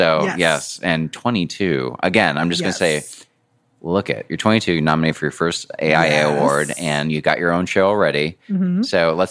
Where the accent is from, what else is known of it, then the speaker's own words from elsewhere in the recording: Hawaii, United States; I'm from Hawaii